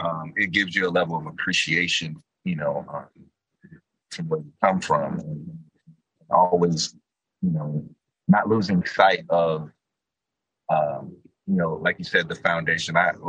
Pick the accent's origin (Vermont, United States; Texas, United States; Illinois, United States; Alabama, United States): Illinois, United States; Chicago; But I think people should know that there's a ton of talent and gifts coming out of that area of Chicago.